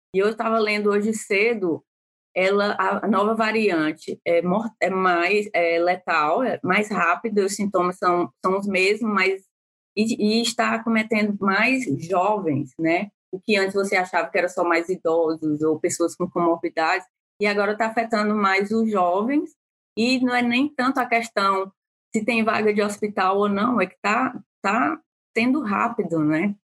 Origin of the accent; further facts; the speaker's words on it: Brazil; moved away as an adult; now in Pittsburgh, United States; nós, enquanto brasileiros